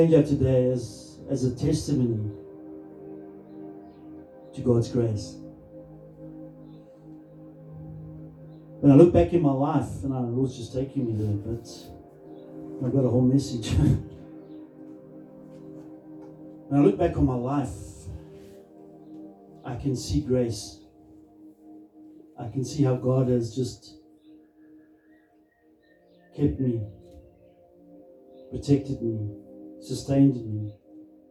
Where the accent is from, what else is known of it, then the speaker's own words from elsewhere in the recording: Krugersdorp, Gauteng, South Africa; I grew up in Krugersdorp, and it's a lovely place.